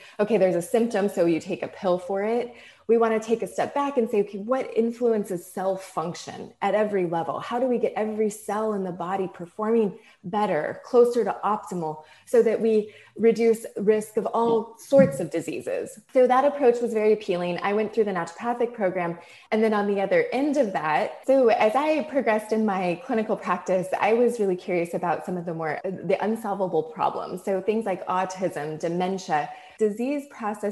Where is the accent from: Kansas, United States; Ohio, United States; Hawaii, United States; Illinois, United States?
Hawaii, United States; When I grew up in Hawaii